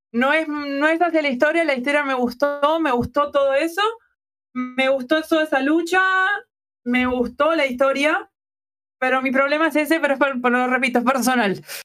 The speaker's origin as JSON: {"language": "Spanish", "region": "Montevideo", "country": "Uruguay"}